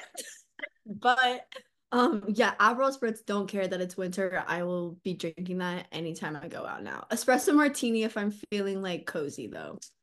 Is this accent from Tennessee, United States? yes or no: no; Columbus, Ohio, United States; also born or lived in Athens, Ohio; I'm originally from Columbus, Ohio.